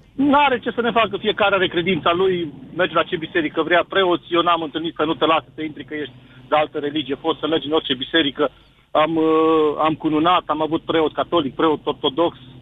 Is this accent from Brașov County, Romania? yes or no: yes; Brașov, Brașov County, Romania; De la Brașov